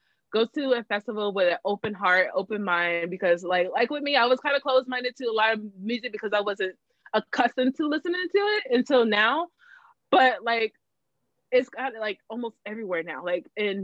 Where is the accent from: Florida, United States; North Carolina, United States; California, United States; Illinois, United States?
Florida, United States; moved away; in my town, there, like my hometown